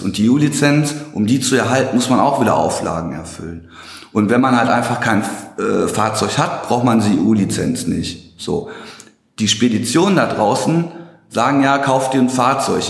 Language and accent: German; Hagen, North Rhine-Westphalia, Germany; now in Dortmund, Germany; komme aus Dortmund. Gebürtig komme ich aus Hagen-Limburg, äh, falls jemand das Nest kennt